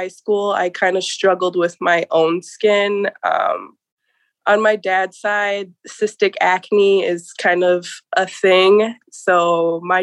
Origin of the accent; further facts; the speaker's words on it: Welch, Minnesota, United States; I'm from Prairie Island Reservation here in Welch, Minnesota. I've kind of grew up down here pretty much my whole life.